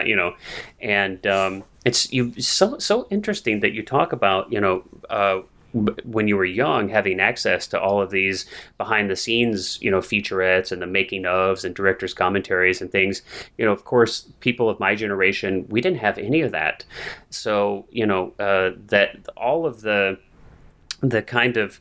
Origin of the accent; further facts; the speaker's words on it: Missouri, United States; now in California, United States; I grew up in Missouri. I grew up in the Midwest to non-artistic parents.